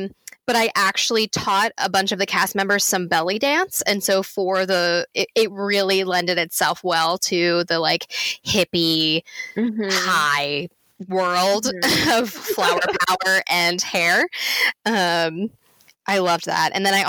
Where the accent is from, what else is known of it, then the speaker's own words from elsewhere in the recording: Limerick, Munster, Ireland; now in United States; And I was like, fine, whatever. I'm from Limerick.